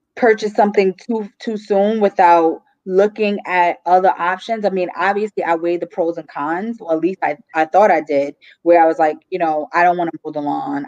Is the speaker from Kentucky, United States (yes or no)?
no; New York City, New York, United States; moved away as an adult; now in New Jersey, United States; I'm from Brooklyn, New York